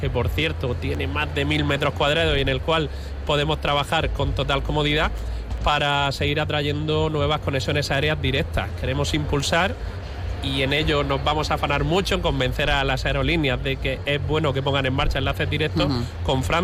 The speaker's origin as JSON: {"language": "Spanish", "town": "Lorca", "region": "Region of Murcia", "country": "Spain", "said": "me gusta ser un lorquino, embajador de mi tierra"}